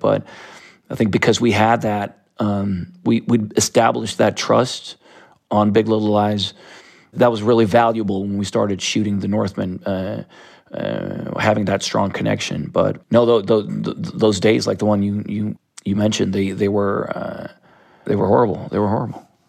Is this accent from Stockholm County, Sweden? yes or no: yes; Stockholm, Stockholm County, Sweden; I grew up in Sudermalm, which is a, a very artistic neighborhood of South Stockholm